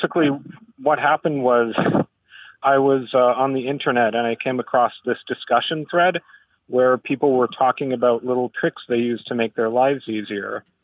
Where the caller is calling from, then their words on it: Vancouver, British Columbia, Canada; I'm calling from Vancouver, British Columbia